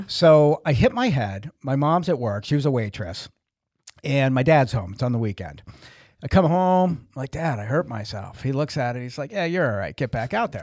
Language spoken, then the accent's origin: English; New Jersey, United States; we're from New Jersey